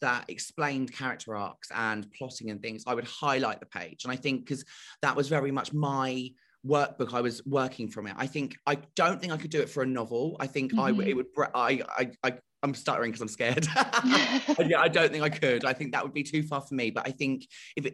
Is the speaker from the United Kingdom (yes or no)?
yes; United Kingdom; I'm so British